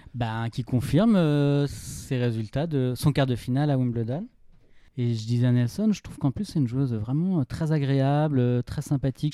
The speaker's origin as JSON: {"language": "French", "country": "France", "said": "Je suis français"}